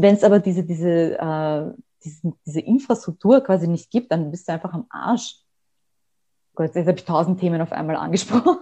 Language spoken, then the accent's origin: German; Austria; bei uns in Österreich